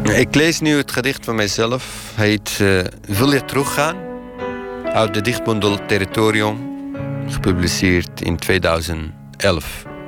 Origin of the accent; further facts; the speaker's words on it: Iraq; Dutch is a second language; moved away as an adult; now in Netherlands; Ik vertel dat ik uit Irak kom